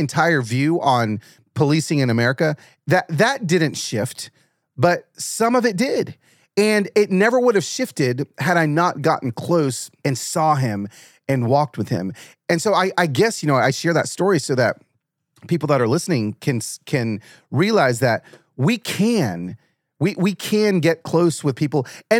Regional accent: Atlanta, Georgia, United States; also born or lived in Los Angeles; But when I was growing up in Atlanta, cause I was born in LA, moved to Atlanta.

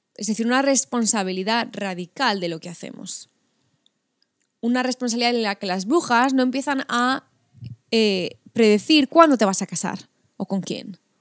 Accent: Spain; La mayoría somos españolas

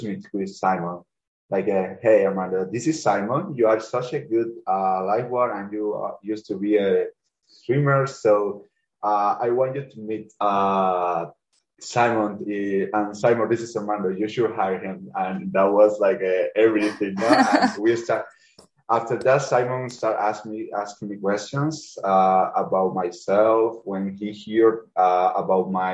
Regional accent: Cuba; English is a second language; now in Canada; I come from Cuba

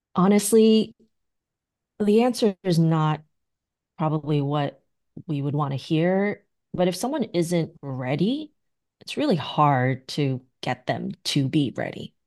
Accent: New York City, New York, United States; I'm a New Yorker

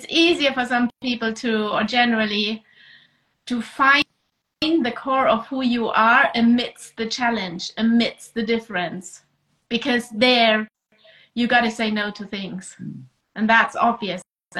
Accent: Vienna, Austria; now in Germany; I live in Germany. I'm Austrian, actually. I come from Vienna, but I live in Germany.

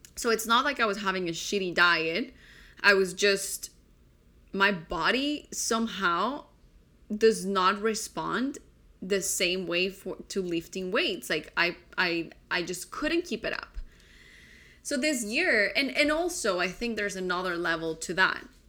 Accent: Colombia; I grew up in Colombia

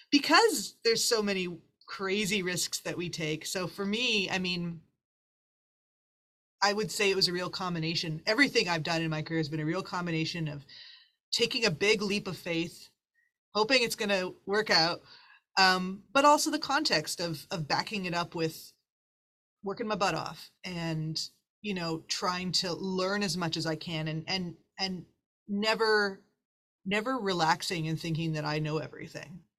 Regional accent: Winnipeg, Manitoba, Canada; moved away as an adult; now in Toronto, Canada; even when I moved from Winnipeg Toronto to Toronto, it was the same thing.

